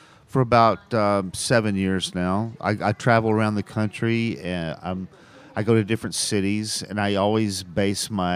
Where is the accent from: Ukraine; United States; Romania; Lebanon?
United States; Chattanooga, Tennessee; now in Los Angeles, United States; I naturally wanted to come back to my hometown and do one about Chattanooga, you know, because that's my favorite stories. That's my favorite history, and it's the place I grew up.